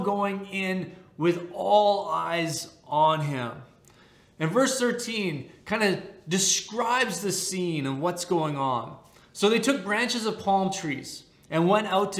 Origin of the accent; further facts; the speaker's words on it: Canada; As a Canadian